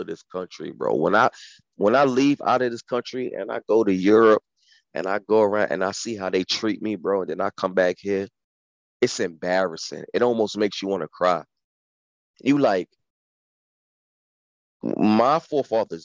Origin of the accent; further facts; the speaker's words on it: United States; I'm from America